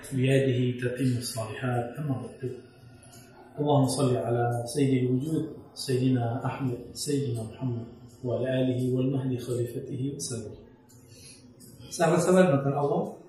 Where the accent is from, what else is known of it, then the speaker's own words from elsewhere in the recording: Sumatra, Indonesia; di kampung saya di Sumatera